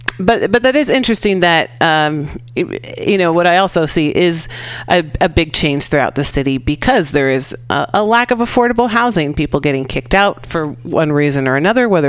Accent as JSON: {"language": "English", "town": "San Francisco", "region": "California", "country": "United States", "tie": "born or raised there", "said": "And admittedly, I grew up in the Sunset District. I'm born and raised fifth generation San Franciscan."}